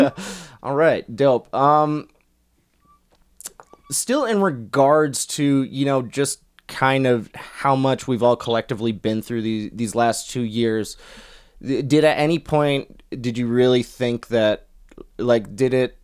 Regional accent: Minneapolis, Minnesota, United States; I am from Minneapolis

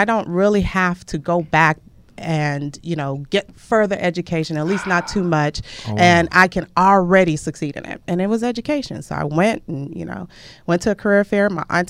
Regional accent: Lagos, Nigeria; moved away; I'm from Lagos, Nigeria.

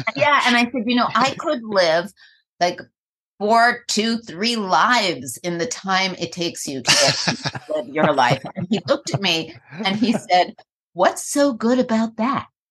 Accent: New York, United States; I'm from New York

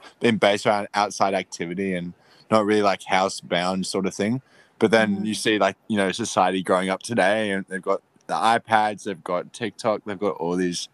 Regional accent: Australia; growing up in Australia

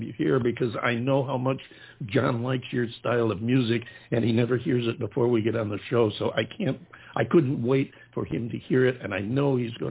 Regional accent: upstate New York, United States; I'm from upstate myself, not from the city

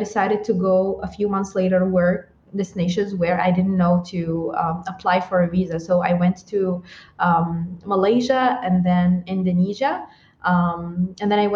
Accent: Blida, Blida Province, Algeria; also born or lived in Tamanrasset, Algeria; I'm originally from Algeria. I grew up in a small city that's called Blida.

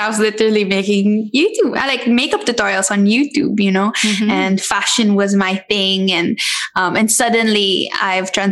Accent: Philippines; a Filipina who loves the Philippines

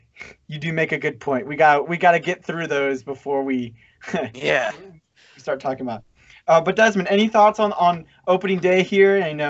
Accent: Houston, Texas, United States; I'm from Houston, but I'm a Rangers fan.

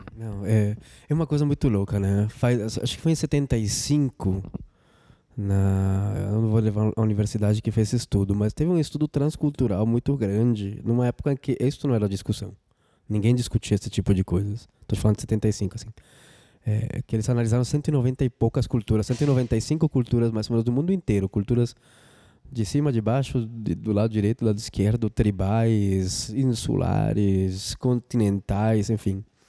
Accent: Colombia; Portuguese is a second language; moved away as an adult; now in Brazil; eu sou colombiano, moro no Brasil faz 14 anos

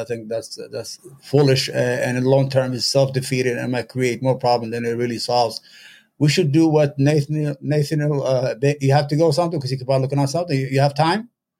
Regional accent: New York, United States; I'm from New York.

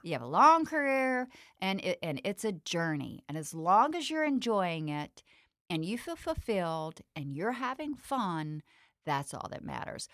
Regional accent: the South, United States; growing up in the South

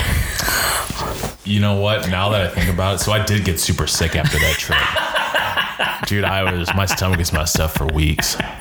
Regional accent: Jacksonville, Florida, United States; We're from Jacksonville.

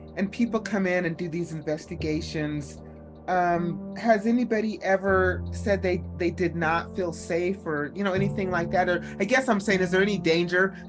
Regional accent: Jordan River, Utah, United States; growing up near the Jordan River

